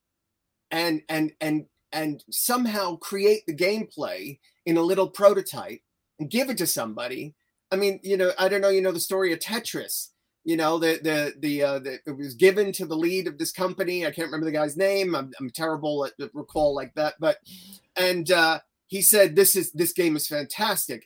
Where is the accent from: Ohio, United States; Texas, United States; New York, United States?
New York, United States; moved away as an adult; now in England, United Kingdom; I live in England. I'm originally from New York, was born in New York. I came to England to avoid law school